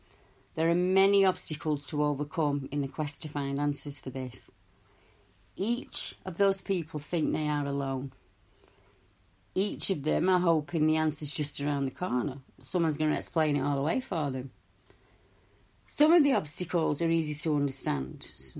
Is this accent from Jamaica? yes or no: no; Stockport, North West England, United Kingdom; I'm from Stockport.